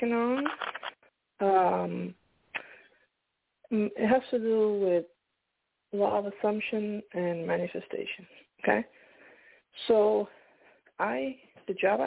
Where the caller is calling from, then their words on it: Pennsylvania, United States; I'm calling from Pennsylvania